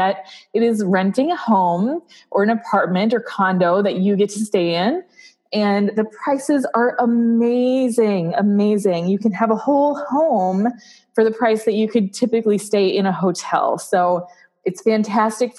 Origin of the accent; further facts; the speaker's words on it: South Dakota, United States; I grew up in South Dakota.